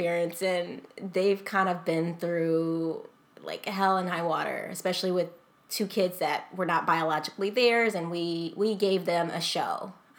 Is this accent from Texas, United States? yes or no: yes; Texas, United States; So, like I said, I came from Texas.